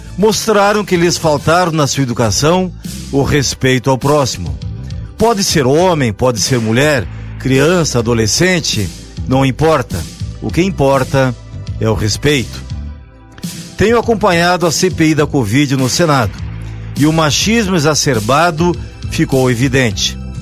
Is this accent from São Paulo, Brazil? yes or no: no; Carlos Barbosa, Rio Grande do Sul, Brazil; de onde eu venho, cidade de Carlos Barbosa, na Serra Gaúcha